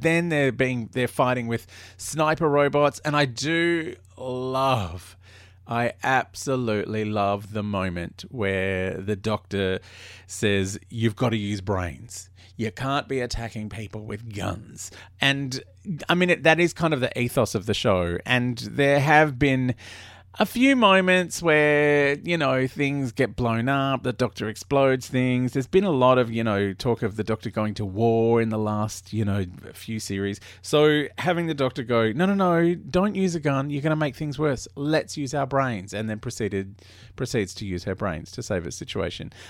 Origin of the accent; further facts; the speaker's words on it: Australia; I grew up in Australia